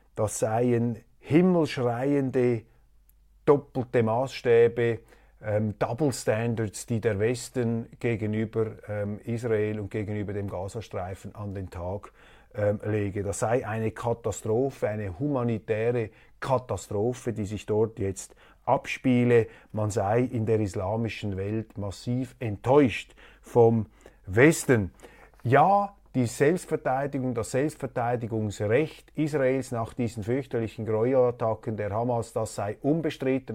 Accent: Switzerland; als Schweizer

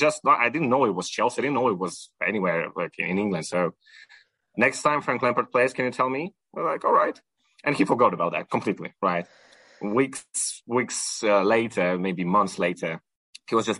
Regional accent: Ukraine; moved away; I'm originally Ukrainian, and I was raised in Ukraine

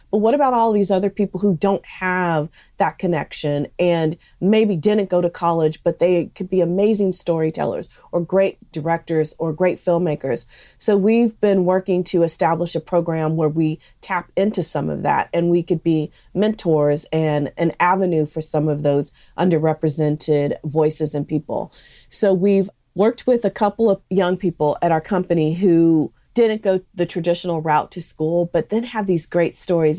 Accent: San Francisco Bay Area, California, United States; growing up in the San Francisco Bay Area, which is such a melting pot

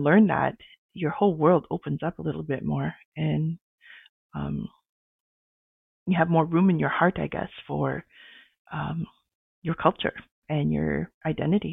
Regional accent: Sault Ste. Marie, Ontario, Canada; also born or lived in Edmonton, Alberta / Saddle Lake First Nation, Alberta; now in Ottawa, Canada; I was born in Edmonton and adopted and raised in Ontario, in Sault Ste. Marie, Ontario.

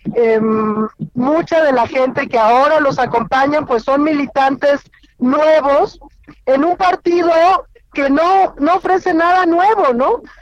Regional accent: Querétaro, Mexico; moved away; voy camino a mi tierra, eh, voy en carretera hacia Querétaro

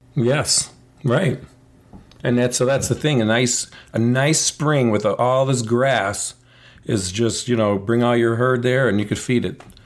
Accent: United States; I'm an American person living in the United States. I speak English, but my ancestry is Italian and Polish

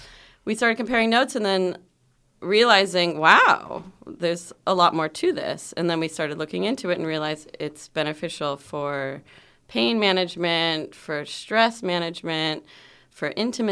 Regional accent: California, United States; So I'm from California. Yeah. You can hear my voice.

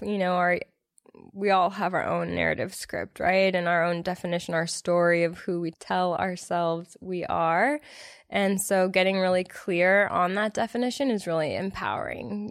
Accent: Los Angeles, California, United States; moved away as an adult; now in Austin, United States; I'm from LA. I grew up in Los Angeles, California

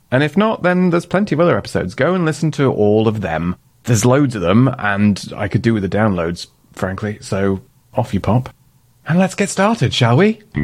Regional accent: Doncaster, Yorkshire and the Humber, United Kingdom; moved away as an adult; also born or lived in London; I'm from Doncaster

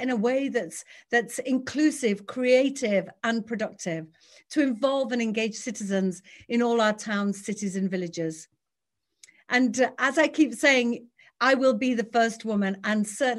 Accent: Batley, Yorkshire and the Humber, United Kingdom; I was born and raised in West Yorkshire. I grew up on free school meals in a council flat on a council estate in Batley

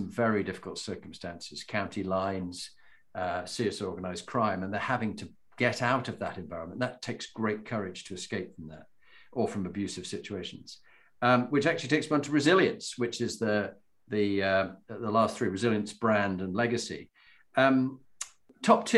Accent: Halifax, Yorkshire and the Humber, United Kingdom; Halifax for me

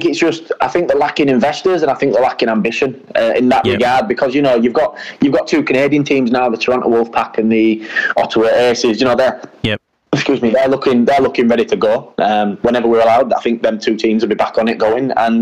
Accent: England, United Kingdom; Now, obviously, I'm also British and I'm English, and if that opportunity ever came about, I'd have to seriously consider that as well.

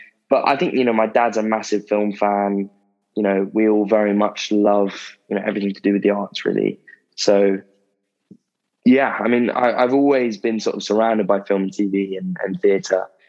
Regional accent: Croydon, London, United Kingdom; I've grown up, born and raised in South London, in a town called Croydon. Literally born here, haven't left at all

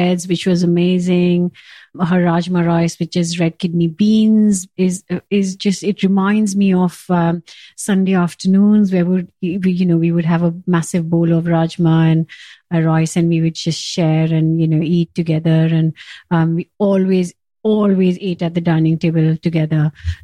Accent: India; moved away as an adult; now in Kent, United Kingdom; I was born and brought up in India

